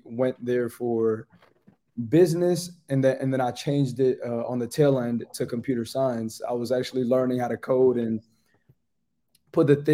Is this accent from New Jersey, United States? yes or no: yes; New Jersey, United States; moved away as an adult; now in Pittsburgh, United States; I was born and raised in Jersey. I was there up until I was 19 years old